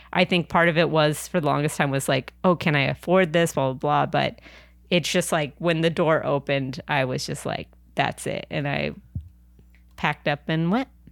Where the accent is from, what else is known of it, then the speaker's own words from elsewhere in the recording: San Diego, California, United States; also born or lived in New York / Anaheim; now in Los Angeles, United States; I'm originally from San Diego